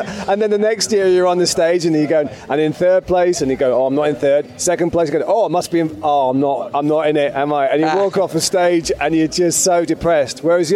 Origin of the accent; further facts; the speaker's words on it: Leeds, Yorkshire and the Humber, United Kingdom; now in London, United Kingdom; I grew up in Leeds in the northern part of England. And then I moved gradually south as my life improved. Got all the way to London.